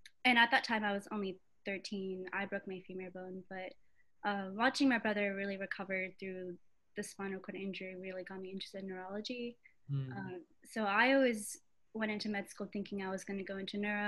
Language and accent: English; Atlanta, Georgia, United States; also born or lived in Augusta, Georgia; I was born in Atlanta, Georgia